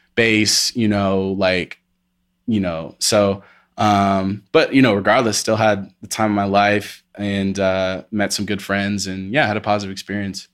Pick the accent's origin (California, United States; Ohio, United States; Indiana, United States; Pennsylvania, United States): Indiana, United States; moved away as an adult; now in Colorado, United States; I'm from, uh, Indiana, Midwest, born and raised till I was twenty-one, moved out here when I was twenty-one